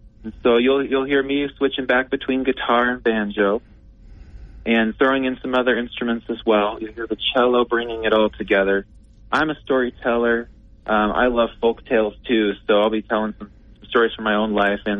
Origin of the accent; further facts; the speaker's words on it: Tennessee, United States; Appalachian, you know, folk music growing up in Tennessee